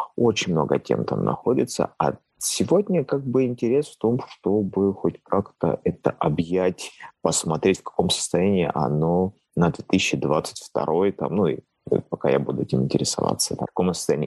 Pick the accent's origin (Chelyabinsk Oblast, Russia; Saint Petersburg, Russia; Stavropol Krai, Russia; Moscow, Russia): Stavropol Krai, Russia; Pyatigorsk; родного города, то есть потому что я родился в Пятигорске